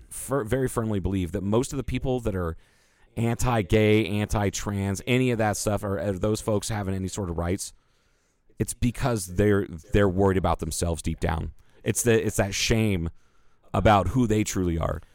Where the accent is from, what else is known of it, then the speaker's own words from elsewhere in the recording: United States; we're white dudes in, that were born and raised in the United States